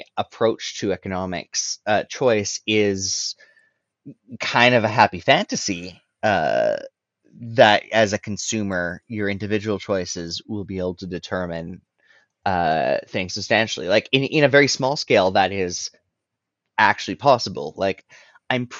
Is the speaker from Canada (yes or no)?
yes; Alberta, Canada; I come from Alberta and I'm in Alberta